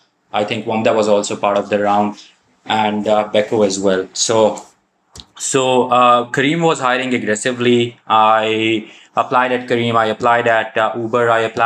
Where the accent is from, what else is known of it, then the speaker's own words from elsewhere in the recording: Pakistan; also born or lived in Saudi Arabia; I'm originally from Pakistan, lived almost all my life in Saudi, did my undergrad from Pakistan, went back to Saudi, started a job in HR, worked there for about 5-6 years, and then moved back to Pakistan about 2 years ago